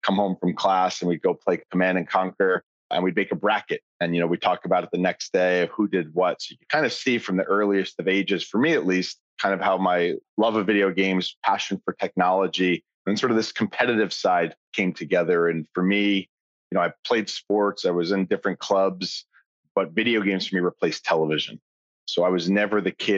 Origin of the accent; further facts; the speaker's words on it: Long Island, New York, United States; I grew up on Long Island, sort of a suburb outside New York